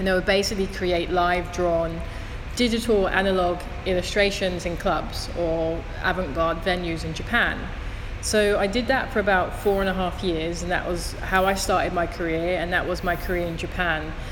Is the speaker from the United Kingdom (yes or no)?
yes; London, United Kingdom; moved away; I'm from Thamesmead, which is in southeast London